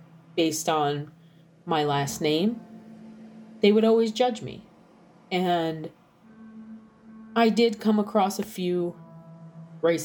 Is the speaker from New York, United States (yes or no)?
yes; New York, United States; moved away; also born or lived in Southern Illinois; My family's from New York. I'm from New York.